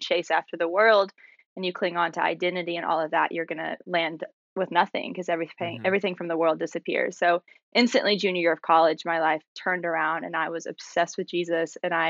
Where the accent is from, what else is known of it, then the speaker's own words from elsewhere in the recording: Maryville, Tennessee, United States; I'm from Maryville, Tennessee. It's a small city outside of Knoxville